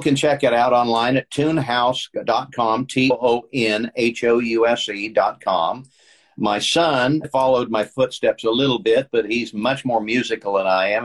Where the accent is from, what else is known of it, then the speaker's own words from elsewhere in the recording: Kansas, United States; moved away as an adult; also born or lived in Dallas / Houston / Los Angeles; I grew up in Kansas